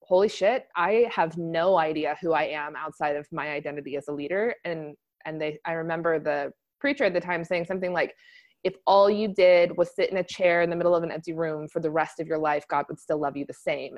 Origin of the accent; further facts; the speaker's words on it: Texas, United States; moved away as an adult; now in California, United States; I grew up in Texas